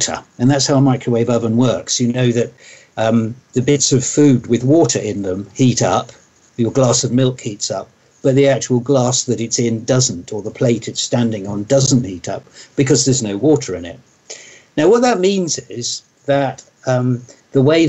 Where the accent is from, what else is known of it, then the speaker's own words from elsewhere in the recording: near Oxford, South East England, United Kingdom; also born or lived in Sweden; I grew up near Oxford, and I've lived most of my life in England